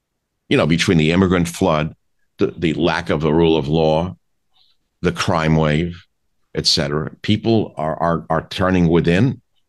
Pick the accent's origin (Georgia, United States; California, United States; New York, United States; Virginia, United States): New York, United States; New York City; I'm from Queens, New York, where Donald Trump grew up, just on the other side of Union Turnpike.